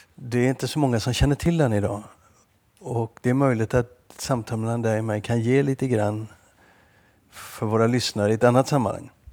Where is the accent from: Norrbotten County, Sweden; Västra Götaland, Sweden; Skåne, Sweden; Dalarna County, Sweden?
Västra Götaland, Sweden; Gothenburg; moved away; also born or lived in Stockholm / Lund / Malmö